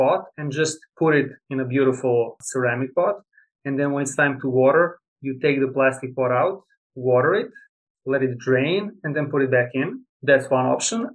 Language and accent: English; Serbia; moved away as an adult; now in United States; I'm originally from Serbia, Eastern Europe